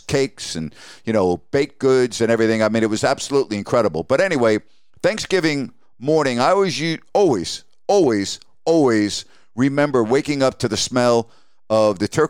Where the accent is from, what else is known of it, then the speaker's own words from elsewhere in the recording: Long Island, New York, United States; growing up on Long Island